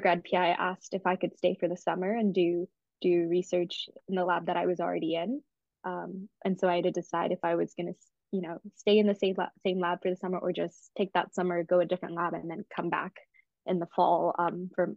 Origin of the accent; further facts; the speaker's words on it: Atlanta, Georgia, United States; I'm from Atlanta, so I could commute from my parents' house.